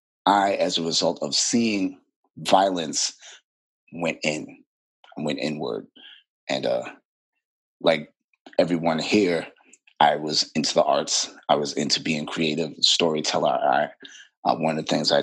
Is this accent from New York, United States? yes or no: yes; New York City, New York, United States; I'm born and raised in Brooklyn, New York.